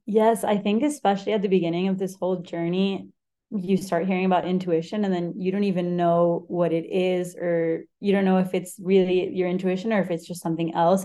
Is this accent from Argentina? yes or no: yes; Argentina; moved away; also born or lived in Spain; I'm from Spain. I grew up in Argentina